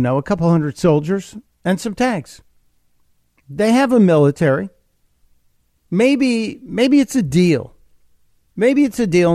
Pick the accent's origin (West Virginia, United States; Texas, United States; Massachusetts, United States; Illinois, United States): Illinois, United States; Chicago; now in Delaware, United States; I am Chicago born. Chicago is my hometown